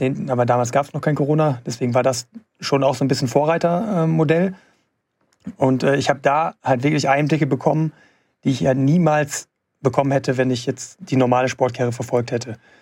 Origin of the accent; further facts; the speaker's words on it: Gelsenkirchen, North Rhine-Westphalia, Germany; in meiner Heimatstadt da in Gelsenkirchen